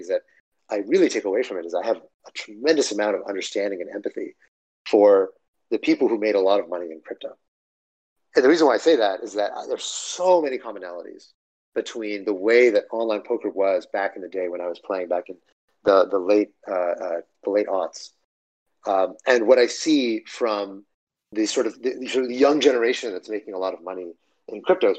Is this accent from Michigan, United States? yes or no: no; Dripping Springs, Texas, United States; I grew up in Texas, in a small town. Most of my upbringing was in a small town called Dripping Springs